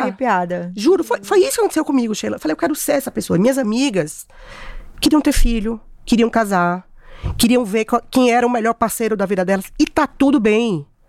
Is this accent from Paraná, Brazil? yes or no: no; Bahia, Brazil; eu comecei minha carreira em Salvador, sou baiana